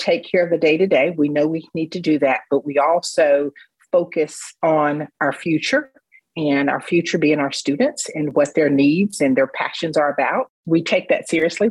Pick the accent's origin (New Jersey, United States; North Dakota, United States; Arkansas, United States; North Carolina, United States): North Carolina, United States; Raleigh; also born or lived in Statesville, North Carolina; I grew up in Raleigh, North Carolina